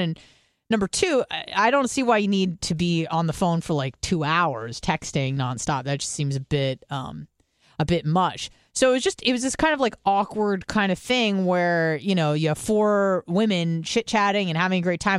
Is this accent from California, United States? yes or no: yes; California, United States; also born or lived in Israel; now in Florida, United States; I'm from California